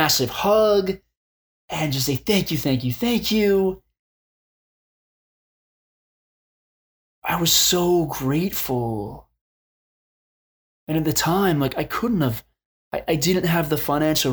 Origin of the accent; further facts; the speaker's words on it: Arizona, United States; I grew up in Arizona and still live there